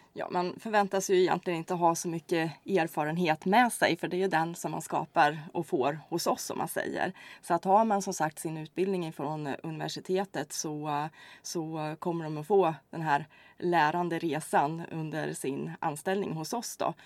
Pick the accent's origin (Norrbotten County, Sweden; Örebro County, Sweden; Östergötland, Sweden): Örebro County, Sweden; Hällefors; moved away as an adult; also born or lived in Kristianstad / Karlstad; now in Örebro, Sweden; jag är inte skåning utan eh, jag kommer ursprungligen ifrån Hällefors faktiskt här i Örebro län